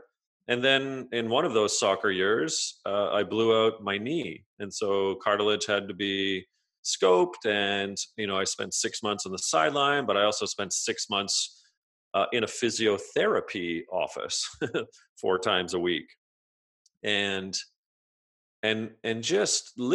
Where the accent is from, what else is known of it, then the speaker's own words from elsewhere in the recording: outside of Toronto, Ontario, Canada; I grew up outside of Toronto in Ontario